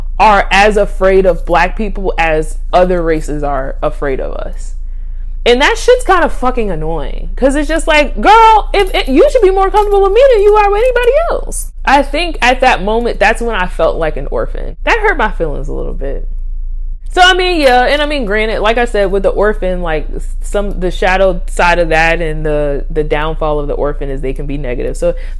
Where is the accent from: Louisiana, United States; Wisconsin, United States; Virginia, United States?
Virginia, United States; I'm from the South. Well, depending on who you talk to, I'm from Virginia